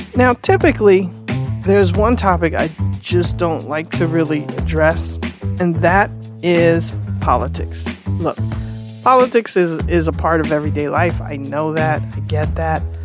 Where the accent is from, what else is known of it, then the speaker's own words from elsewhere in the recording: United States; I'm saying this as an American who's only ever been in America.